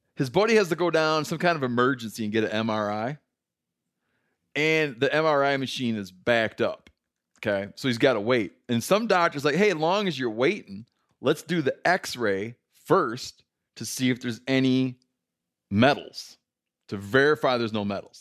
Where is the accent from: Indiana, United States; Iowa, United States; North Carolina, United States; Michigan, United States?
Michigan, United States; now in Bozeman, United States; growing up in Michigan